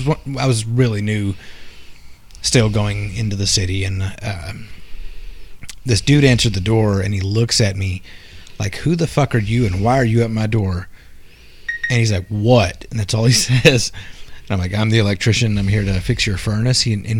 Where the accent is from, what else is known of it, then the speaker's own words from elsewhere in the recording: Queens, New York, United States; being a New Yorker and, you know, born and raised in Queens.